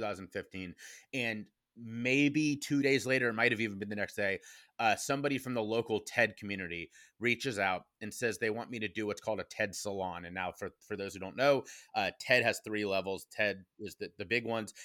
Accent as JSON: {"language": "English", "town": "Cincinnati", "region": "Ohio", "country": "United States", "tie": "born or raised there", "said": "my hometown of Cincinnati, Ohio"}